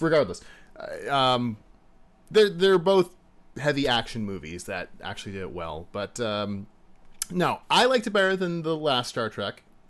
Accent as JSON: {"language": "English", "country": "United States", "said": "As an American"}